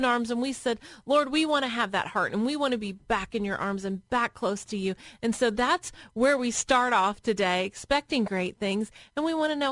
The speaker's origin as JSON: {"language": "English", "region": "Tennessee", "country": "United States", "tie": "born or raised there", "moved": "as an adult", "lives_now": "Columbus, United States", "said": "I was a Southern girl. I grew up in Tennessee where it's warm and there's mountains"}